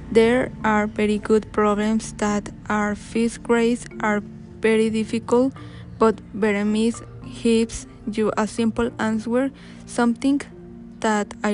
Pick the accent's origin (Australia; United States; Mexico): Mexico; Luvianos, State of Mexico; English is a second language; I am from Lubianos. I am 16 years old.